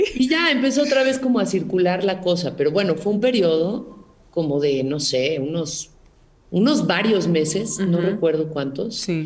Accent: Mexico; como decimos en México

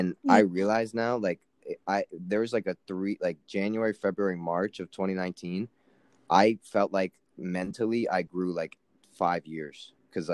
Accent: Florida, United States; I grew up in Florida

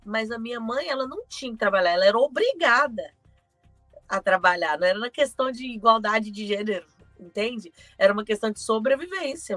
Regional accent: Belo Horizonte, Minas Gerais, Brazil; eu sou de Belo Horizonte

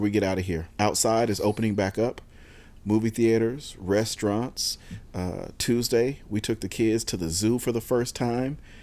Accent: San Diego, California, United States; I grew up in San Diego

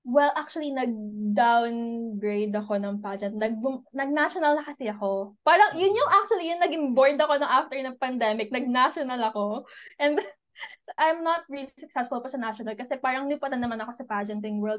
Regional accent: Lucena, Calabarzon, Philippines; I grew up in Quezon Province. So, okay. dito talaga ako lumaki

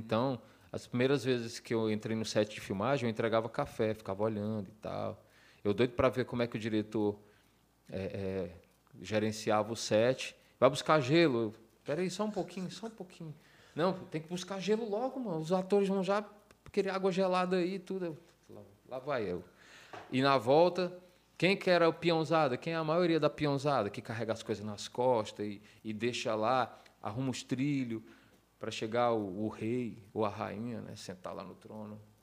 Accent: Ceará, Brazil; also born or lived in United States

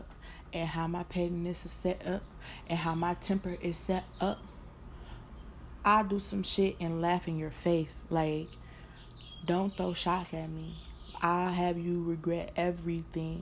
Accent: Detroit, Michigan, United States; also born or lived in California; Currently still in California, but y'all know I'm from Motown

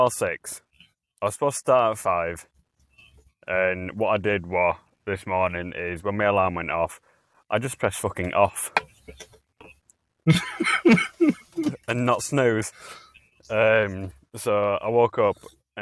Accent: Leeds, Yorkshire and the Humber, United Kingdom; I'm a Yorkshireman, a proper one

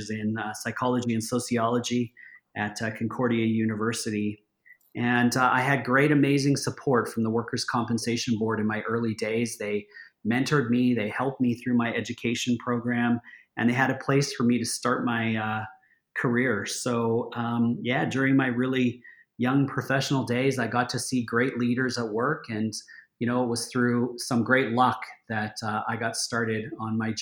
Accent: Edmonton, Alberta, Canada; now in Calgary, Canada; So I grew up here in Alberta, born and raised in Edmonton.

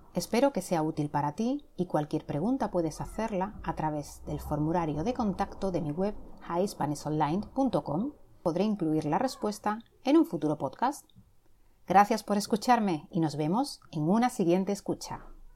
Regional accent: province of Huelva, Andalusia, Spain; Soy del sur de España, concretamente de la provincia de Huelva, en la frontera con Portugal

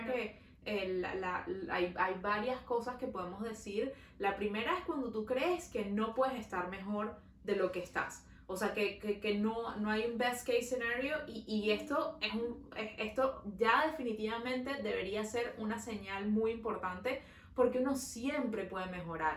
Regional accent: Venezuela; now in Montreal, Canada

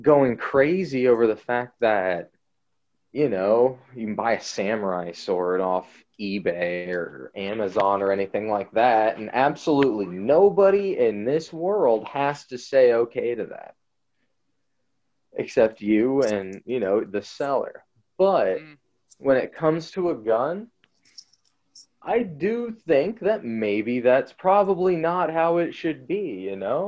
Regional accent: United States; speaking as an American

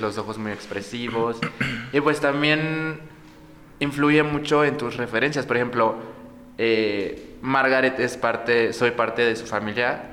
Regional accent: Morelos, Mexico; moved away; Yo soy de provincia, soy de Morelos.

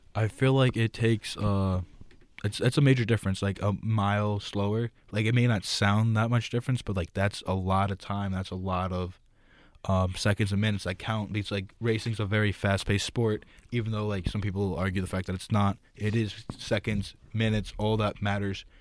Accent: New Jersey, United States; moved away; I'm from New Jersey

